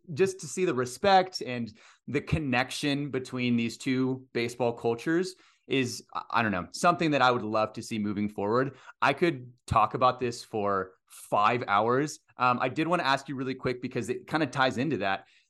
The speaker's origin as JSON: {"language": "English", "region": "Texas", "country": "United States", "tie": "born or raised there", "said": "I grew up in Texas, played baseball all the way through high school"}